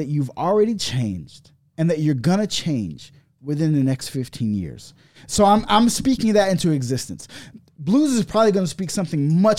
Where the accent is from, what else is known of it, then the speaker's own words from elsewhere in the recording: Compton, California, United States; I'm from Compton, nigga.